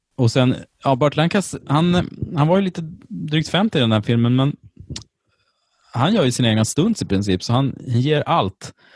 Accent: Sweden; jag är ju från Sverige

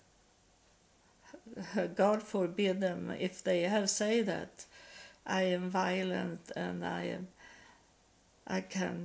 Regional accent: Sweden; accent: Swedish; English is a second language; moved away as an adult; also born or lived in United States; when I come back to Sweden, I had hard with the Swedish languages.

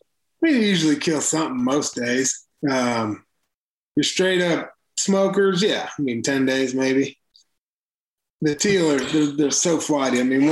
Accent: Illinois, United States; now in Missouri, United States; when I was a kid, growing up in Illinois

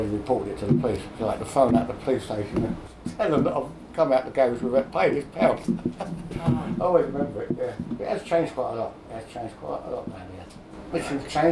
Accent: London, United Kingdom; I was born in Streatham

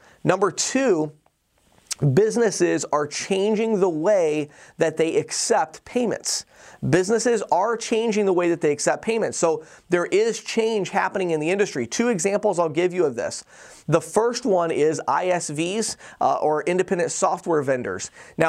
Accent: Chicago, Illinois, United States; now in Pennsylvania, United States; You know, I came from the Chicago area, and it was pretty unusual to walk into a business where they did not accept cards. And here I am in rural Pennsylvania in a little barber shop

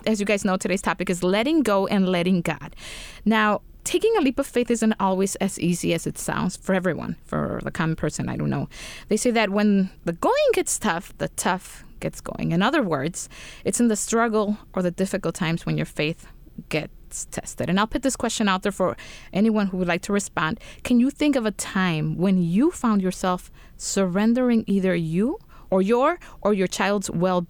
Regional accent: Chicago, Illinois, United States; I grew up in South Chicago.

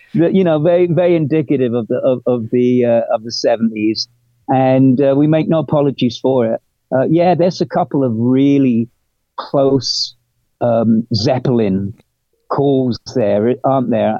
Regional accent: England, United Kingdom; moved away as an adult; also born or lived in London; I'm English

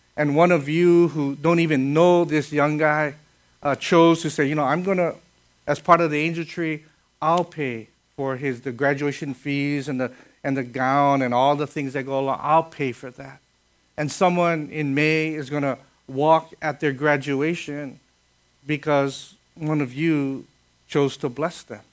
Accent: Kaneohe, Hawaii, United States; I grew up in Kaneohe.

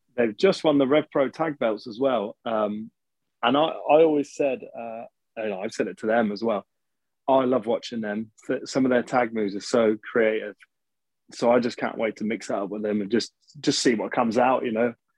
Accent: Birmingham, West Midlands, United Kingdom; I'm actually from Birmingham

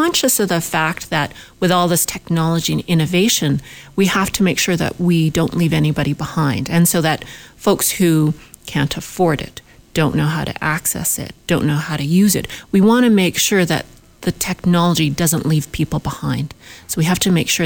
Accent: Winnipeg, Manitoba, Canada; I'm from Winnipeg, in Manitoba

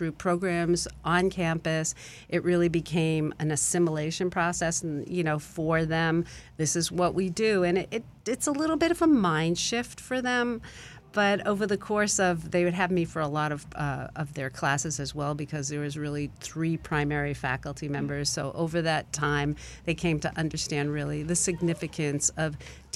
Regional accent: New England, United States; I'm from New England, University of Massachusetts

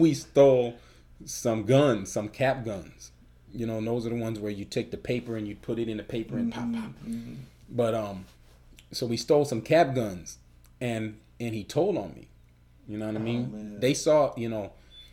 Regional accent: Chicago, Illinois, United States; we're from Chicago

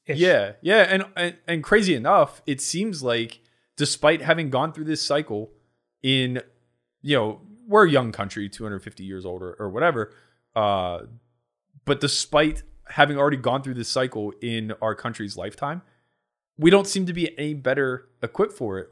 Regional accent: Pittsburgh, Pennsylvania, United States; accent: Yinzer; I grew up in Pittsburgh

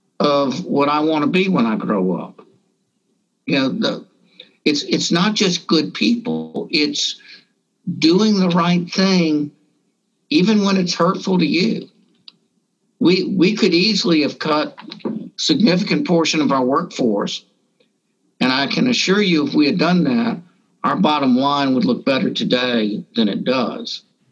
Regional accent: Deep South, United States; but I grew up Jewish in the Deep South, where in a time when a lot of people thought it was very fashionable to wear sheets.

